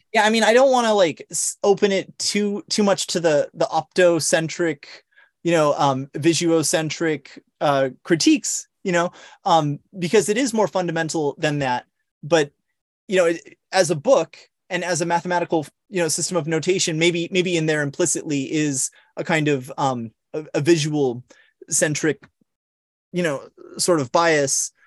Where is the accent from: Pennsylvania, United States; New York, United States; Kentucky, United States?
New York, United States; Long Island; also born or lived in San Diego; Saint Joseph's University here in my hometown out here in, in Long Island.